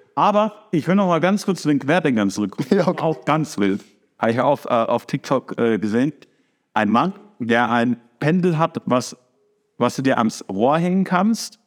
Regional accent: Germany; die Deutschen

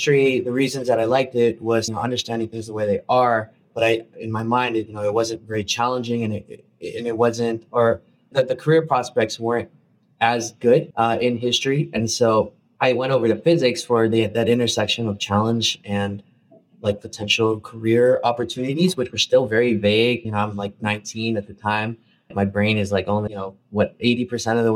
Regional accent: Chicago, Illinois, United States; I grew up in a undocumented immigrant Filipino family in Chicago

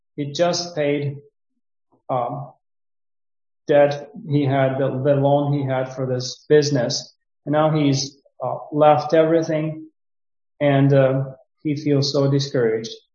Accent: Ukraine; moved away as an adult; also born or lived in Romania; now in Suceava, Romania; Originally, I came from Ukraine, but um, I did not come to, uh, I did not leave Ukraine right now when the war started, but I left Ukraine six years ago

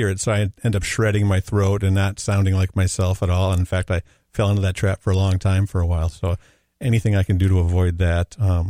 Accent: Robbinsdale, Minnesota, United States; also born or lived in St. Paul; So I was born in St. Paul and did most of my growing up in Robbinsdale

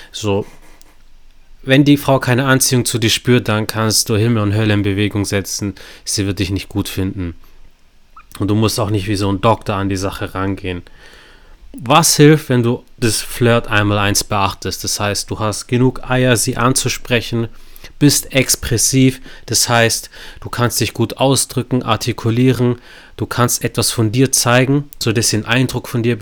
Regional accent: Stuttgart, Baden-Württemberg, Germany; Also ich komme aus Stuttgart.

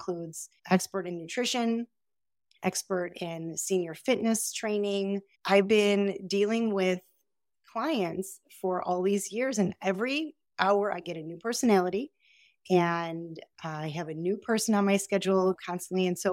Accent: Chicago, Illinois, United States; I'm from Chicago

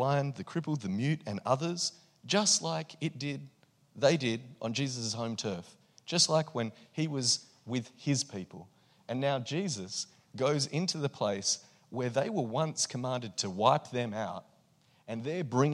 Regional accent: Australia; I'm Australian and I'm here as a visitor

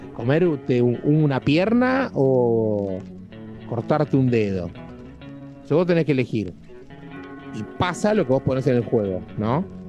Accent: Argentina; en un país como Argentina, que somos relativamente pocos

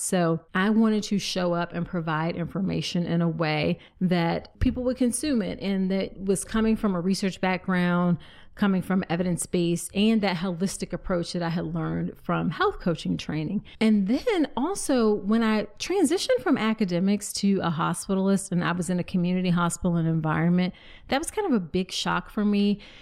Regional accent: Virginia, United States; that's in my home state in Vir, of Virginia

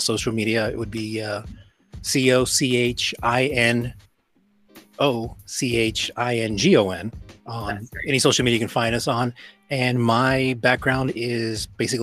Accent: Texas, United States; growing up in America, in the U.S., being born in Texas

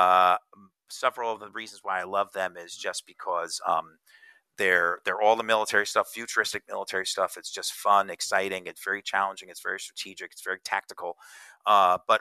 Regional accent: Northern New Jersey, United States; I grew up in Northern New Jersey

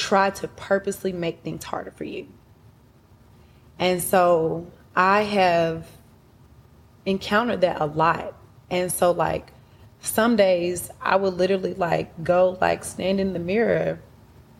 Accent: Atlanta, Georgia, United States; also born or lived in Huntsville, Alabama; I moved to Atlanta when I was 4. And I grew up on the south side of Atlanta. Clayton County, Riverdale

